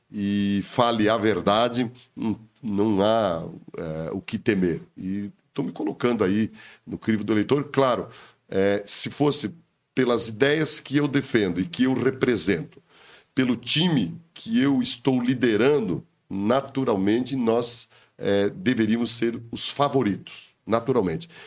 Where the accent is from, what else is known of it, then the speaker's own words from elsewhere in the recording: Campo Erê, Santa Catarina, Brazil; born there; Eu sou nascido lá no Oeste Santa Catarina, sou filho Cidade. de agricultores num lugar, município chamado Campoeri, bem pertinho da Argentina, que foi desmembrado, hoje pertence a São Bernardino.